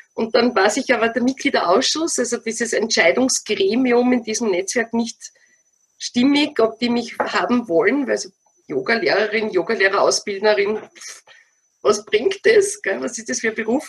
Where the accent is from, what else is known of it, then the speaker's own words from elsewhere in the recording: Wiener Neustadt, Lower Austria, Austria; moved away as an adult; now in Stubai Valley, Austria; Ich stamme aus Wiener Neustadt, also ganz aus deiner Nähe, ja? aus dem schönen Niederösterreich, Grenze Burgenland